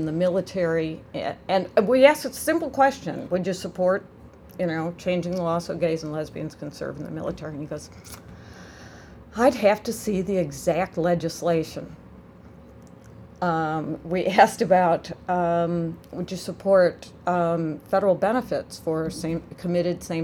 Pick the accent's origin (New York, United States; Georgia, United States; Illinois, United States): Illinois, United States; I'm from Illinois